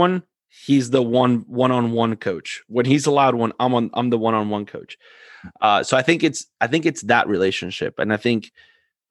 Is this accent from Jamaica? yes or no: no; Argentina; moved away; I'm from Argentina